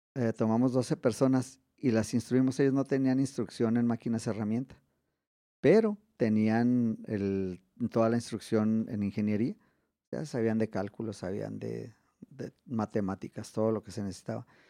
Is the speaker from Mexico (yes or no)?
yes; Mexico; also born or lived in Ciudad Juárez; somos mexicanos